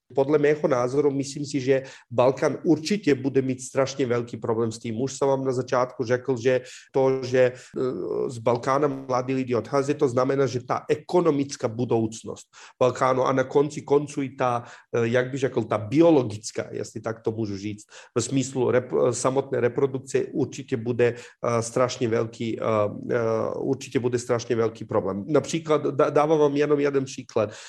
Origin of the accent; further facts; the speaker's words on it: Serbia; Czech is a second language; moved away as an adult; now in Czech Republic; já jsem odešel ze Srbska eh, v roce 2007